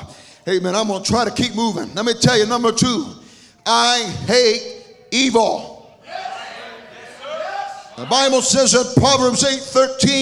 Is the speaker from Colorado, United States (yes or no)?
no; Atlanta, Georgia, United States; I come from the Atlanta area